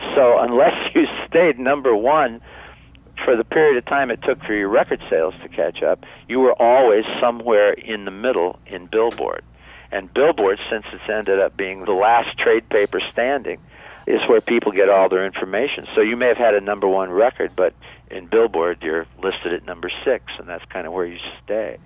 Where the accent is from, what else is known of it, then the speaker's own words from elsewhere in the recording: Niles, Michigan, United States; recorded back in high school in Niles, Michigan, my hometown